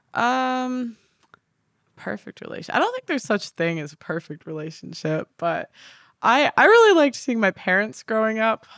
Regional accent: Chicago, Illinois, United States; moved away as an adult; now in London, United Kingdom; I'm from Chicago originally, the suburbs

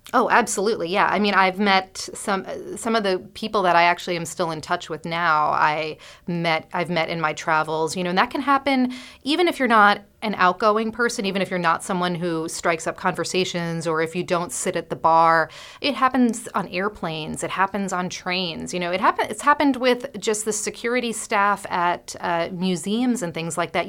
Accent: New York City, New York, United States; I'm a New Yorker

